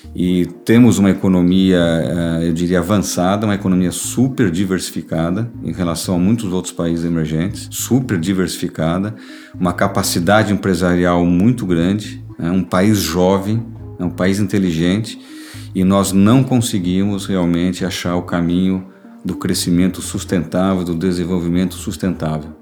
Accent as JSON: {"language": "Portuguese", "country": "Brazil", "said": "estou falando mesmo como cidadão brasileiro"}